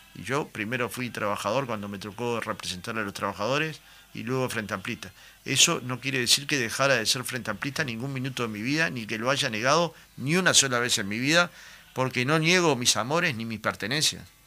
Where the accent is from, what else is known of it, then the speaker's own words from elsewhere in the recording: Goes / Jacinto Vera neighbourhood, Montevideo, Uruguay; Yo era un niño, iba a la cancha de Goe muchas veces